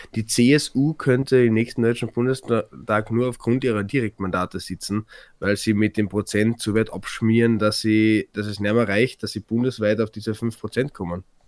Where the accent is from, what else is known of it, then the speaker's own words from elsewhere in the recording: Carinthia, Austria; bei uns in Kärnten